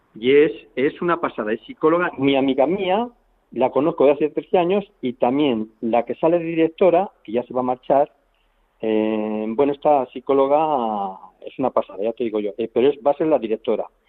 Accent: Fresnillo de las Dueñas, Castile and León, Spain; yo soy de Frenillos de las Viñas, el pueblo de los Grajos, de a 5 kilómetros de Aranda

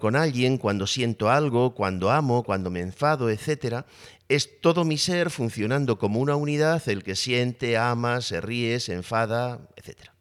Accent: Spain; soy varón, que soy español, que soy eh, profesor

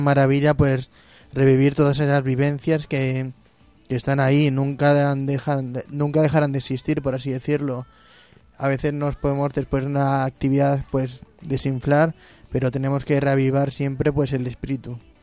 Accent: Móstoles, Community of Madrid, Spain; moved away; mi tierra Móstoles

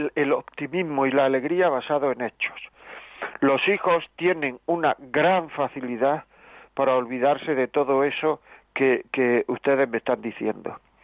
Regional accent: Granada, Andalusia, Spain; yo soy de Granada también

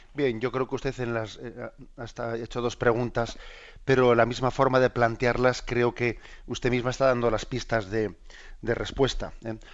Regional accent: Basque Country, Spain; soy vasco

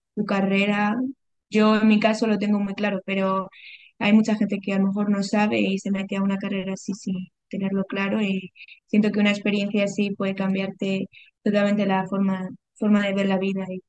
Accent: Madrid, Community of Madrid, Spain; moved away as an adult; also born or lived in Bolivia; now in Cobija, Bolivia; Yo nací en Madrid, pero viví los dos primeros años de mi infancia en Bolivia

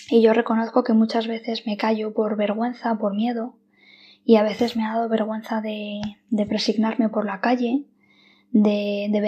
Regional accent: Madrid, Community of Madrid, Spain; soy de Madrid, estudié Derecho en la Universidad Autónoma de Madrid

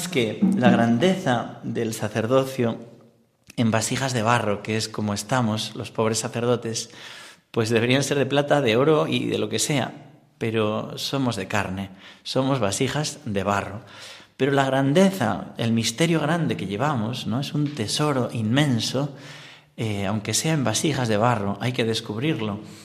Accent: Corella, Navarre, Spain; moved away as an adult; now in Talavera de la Reina, Spain; yo soy navarro

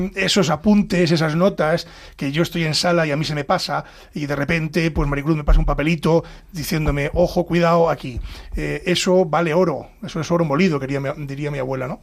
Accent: Castile and León, Spain; moved away as an adult; now in Madrid, Spain; yo vengo de Ávila, de, provincias

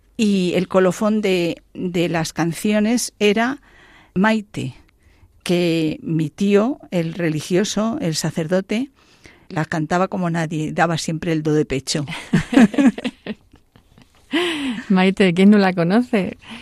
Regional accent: La Pola de Gordón, Castile and León, Spain; moved away; yo soy de un pueblo de, de León, ¿eh? que se llama La Pola de Gordón

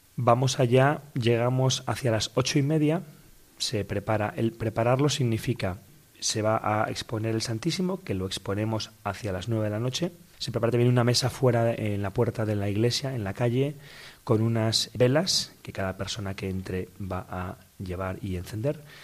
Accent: Madrid, Community of Madrid, Spain; Yo soy de aquí de Madrid, aquí nací

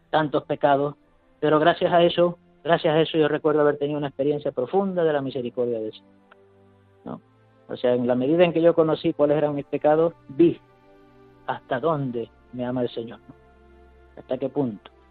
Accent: Venezuela; moved away as an adult; now in Madrid, Spain; Yo en su día, yo vine aquí de Venezuela y por sorteo pues me han enviado a Madrid.

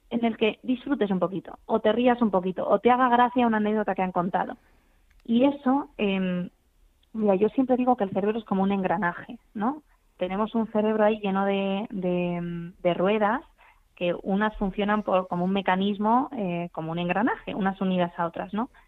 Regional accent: Madrid, Community of Madrid, Spain; Bueno, digo Madrid Río porque soy de Madrid

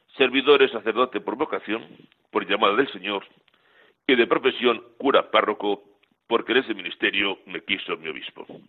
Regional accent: Miraflores de la Sierra, Community of Madrid, Spain; en mi pueblo, Miraflores de la Sierra, en la provincia de Madrid

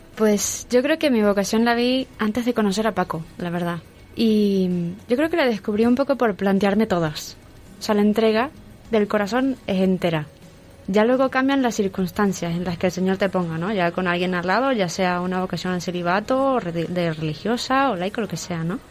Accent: Venezuela; now in Madrid, Spain; soy de Venezuela y ahora tengo 30 años

